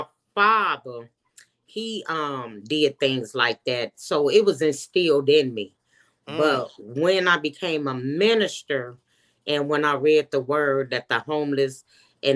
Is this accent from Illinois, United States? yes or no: yes; Chicago, Illinois, United States; also born or lived in Minnesota; now in Georgia, United States; I'm originally from Chicago